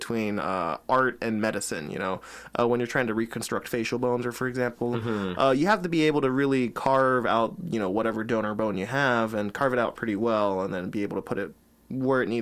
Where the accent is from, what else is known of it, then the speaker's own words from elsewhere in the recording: Florida, United States; When I was growing up, I grew up in Florida